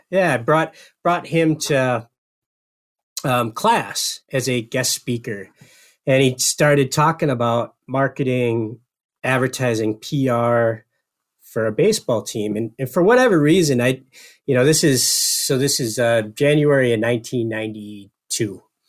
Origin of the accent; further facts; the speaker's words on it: Upper Peninsula of Michigan, United States; now in White Bear Lake, United States; I grew up in the Upper Peninsula of Michigan